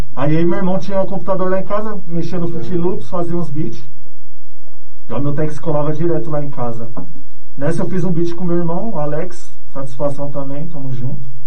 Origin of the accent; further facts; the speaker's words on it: São Paulo, Brazil; eu sou residente aqui de São Miguel Paulista mesmo, né? Cidade nova. Desde pivete aqui em São Miguel. Nasci aqui mesmo.